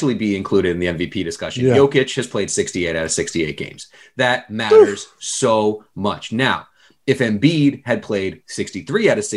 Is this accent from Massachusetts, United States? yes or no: yes; Boston, Massachusetts, United States; I grew up in Boston, and I grew up with Boston history